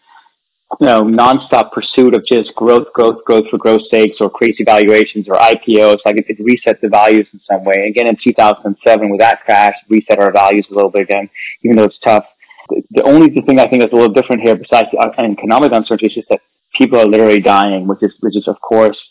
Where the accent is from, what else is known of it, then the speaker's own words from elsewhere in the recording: Denmark; moved away as an adult; also born or lived in California, United States; now in United States; I was born and raised in Denmark, and I came right at the height of the dot-com boom to the United States.